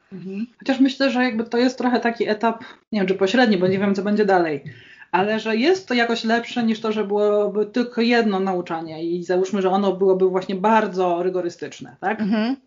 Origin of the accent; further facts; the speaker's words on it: Gdańsk, Pomeranian Voivodeship, Poland; Jestem z Gdańska